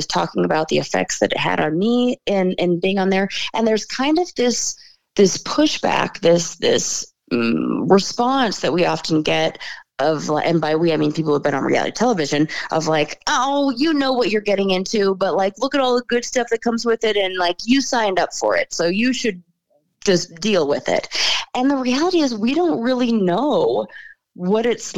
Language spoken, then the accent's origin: English; Los Angeles, California, United States; also born or lived in San Francisco; I was born in Los Angeles, born and raised